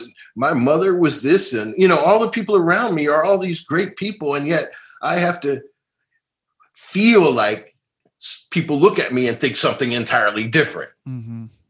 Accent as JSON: {"language": "English", "town": "Philadelphia", "region": "Pennsylvania", "country": "United States", "tie": "born or raised there", "said": "I grew up in North Philadelphia"}